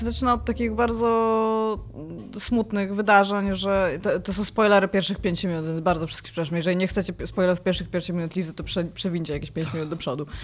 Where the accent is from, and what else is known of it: Elbląg, Warmian-Masurian Voivodeship, Poland